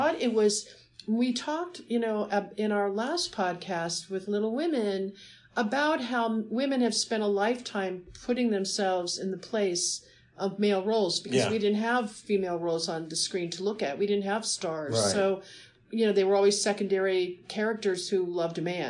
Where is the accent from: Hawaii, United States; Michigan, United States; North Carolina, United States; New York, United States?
Michigan, United States; Detroit; moved away; also born or lived in Bloomfield Hills, Michigan; I grew up in Detroit, and my dad's office was two doors down from Henry Ford's office